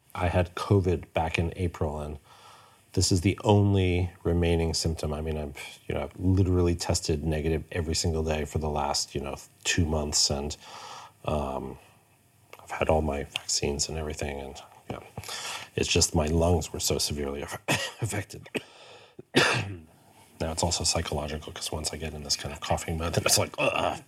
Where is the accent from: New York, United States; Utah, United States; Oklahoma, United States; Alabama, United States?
New York, United States; moved away as an adult; also born or lived in Hamburg, Germany; now in Stockholm, Sweden; I grew up in New York.